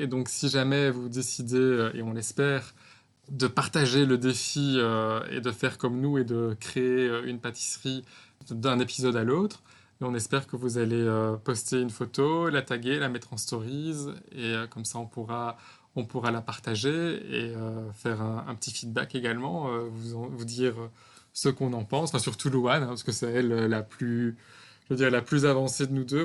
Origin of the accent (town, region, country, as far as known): Belgium; moved away as an adult; now in Bangkok, Thailand